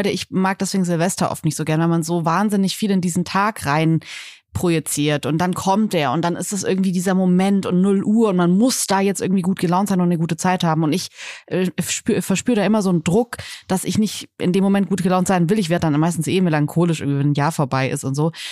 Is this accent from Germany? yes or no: yes; Northern Germany, Germany; Ich komme aus Norddeutschland und mir ist das total fremd.